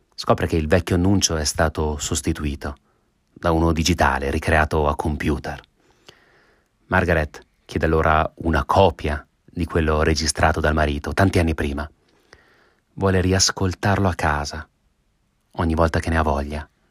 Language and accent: Italian; Italy; su quell'ansa dell'Adige dove si trova il mio paese